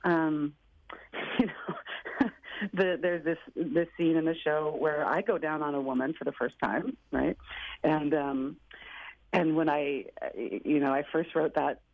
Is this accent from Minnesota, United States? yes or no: no; Portland, Oregon, United States; Portland, where I'm from